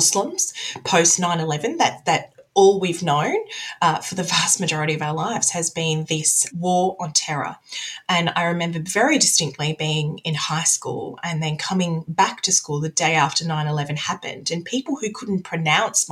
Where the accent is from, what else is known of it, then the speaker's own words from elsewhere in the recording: Australia; I'm very much from the West. I'm an Australian as well